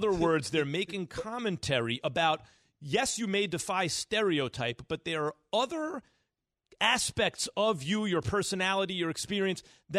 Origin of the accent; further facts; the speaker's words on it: New York, United States; I was born in the Bronx. Both my parents from the South Bronx. But I grew up fine. I grew up downtown New York, right? But growing up in New York